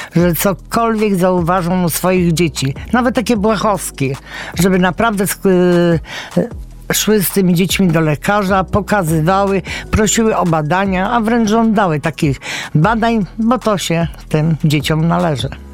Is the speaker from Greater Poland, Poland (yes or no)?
yes; Września, Greater Poland, Poland; ja nie jestem z Poznania, mieszkam we Wrześni, tam się urodziłam